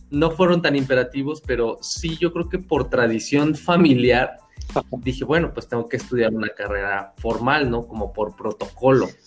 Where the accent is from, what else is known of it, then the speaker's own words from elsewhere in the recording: Hidalgo, Mexico; De ahí en fuera, pues he vivido en distintas otras ciudades, pero básicamente soy de {S1} Hidalgo.